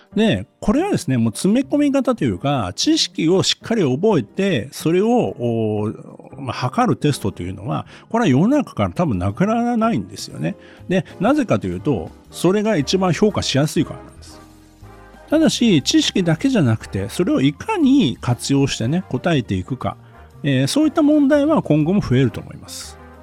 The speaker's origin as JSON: {"language": "Japanese", "region": "Gunma", "country": "Japan", "tie": "born or raised there", "said": "私は群馬県の出身なので、縄毛カルタという郷土カルタをですね、小学校から中学校の時にね、やりました"}